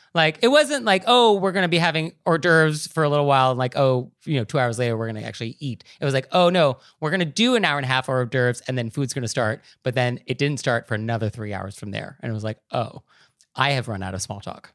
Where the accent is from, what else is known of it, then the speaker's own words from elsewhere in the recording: West Coast, United States; now in East Coast, United States; I'm from the West Coast, I live on the East Coast